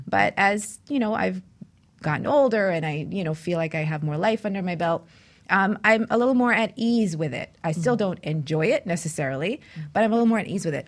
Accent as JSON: {"language": "English", "town": "New York City", "region": "New York", "country": "United States", "tie": "born or raised there", "said": "I grew up in New York City"}